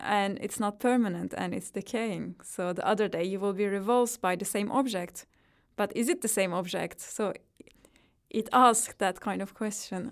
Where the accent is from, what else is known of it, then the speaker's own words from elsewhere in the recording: Turkey; English is a second language; moved away as an adult; now in London, United Kingdom; I grew up in Turkey, so every experience that I had there is really rooted in my own spirit.